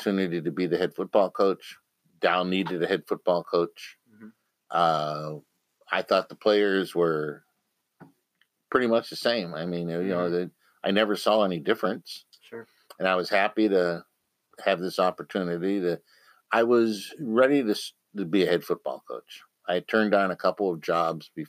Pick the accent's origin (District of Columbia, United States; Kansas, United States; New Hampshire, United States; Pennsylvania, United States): Pennsylvania, United States; Johnstown; moved away as an adult; also born or lived in Pittsburgh, Pennsylvania / Midland, Michigan; I was born in Johnstown, Pennsylvania.